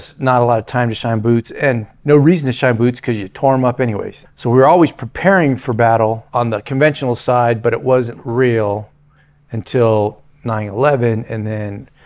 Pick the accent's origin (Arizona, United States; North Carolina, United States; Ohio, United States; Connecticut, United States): Arizona, United States; Glendale; I'm from Glendale, Arizona